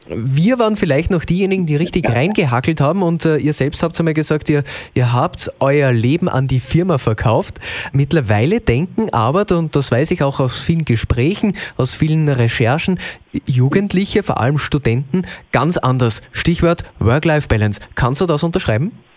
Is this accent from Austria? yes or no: yes; Austria; bei uns in Österreich